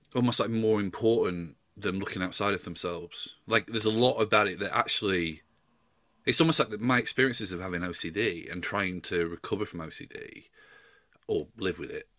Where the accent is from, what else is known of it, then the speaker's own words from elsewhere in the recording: Yorkshire and the Humber, United Kingdom; moved away as an adult; I'm from South Yorkshire and I've been going home quite a lot recently.